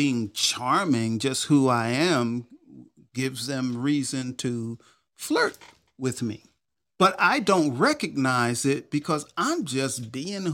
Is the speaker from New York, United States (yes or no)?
yes; New York, United States; accent: New York; I was born and raised in New York